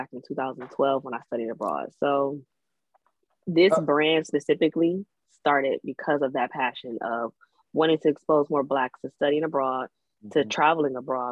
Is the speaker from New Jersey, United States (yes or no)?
no; Detroit, Michigan, United States; I'm from Detroit.